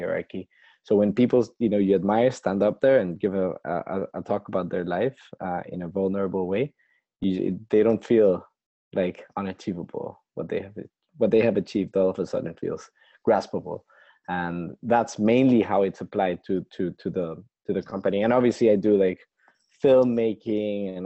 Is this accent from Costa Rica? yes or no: yes; Costa Rica; now in London, United Kingdom; back in my home country of Costa Rica